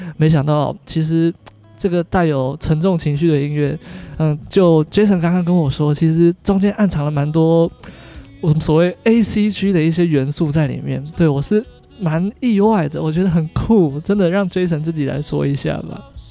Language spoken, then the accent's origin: Chinese; Taiwan; 我们台湾人